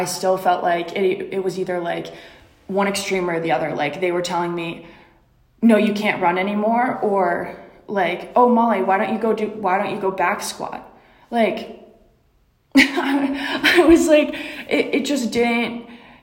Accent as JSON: {"language": "English", "region": "Rhode Island", "country": "United States", "said": "I'm from Rhode Island"}